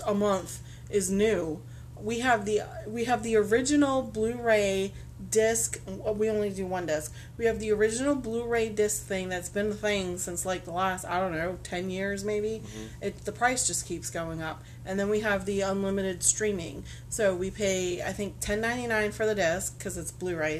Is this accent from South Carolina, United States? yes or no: no; Massachusetts, United States; moved away; the small town I grew up in Massachusetts